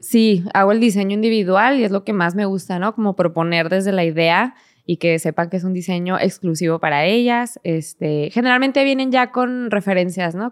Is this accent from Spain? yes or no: no; Hidalgo del Parral, Chihuahua, Mexico; moved away as an adult; also born or lived in Mexico City; crecimos en Parral realmente, porque a los seis años más o menos míos eh, nos mudamos a, Parral, Chihuahua